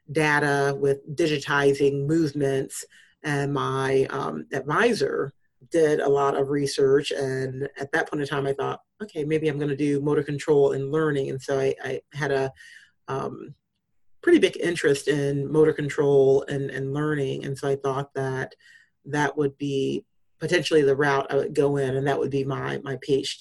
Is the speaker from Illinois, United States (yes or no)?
yes; Urbana, Illinois, United States; moved away; I grew up in Urbana, Illinois for part of my time